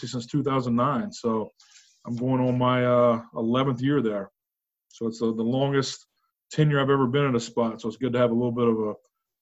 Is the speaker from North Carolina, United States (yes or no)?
yes; North Carolina, United States; moved away as an adult; I grew up in North Carolina